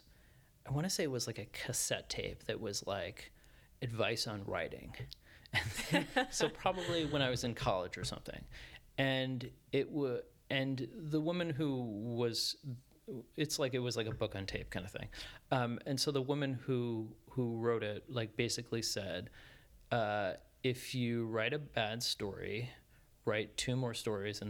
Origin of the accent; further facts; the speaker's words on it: Colchester, Connecticut, United States; I grew up in Colchester, Connecticut, a small town in Connecticut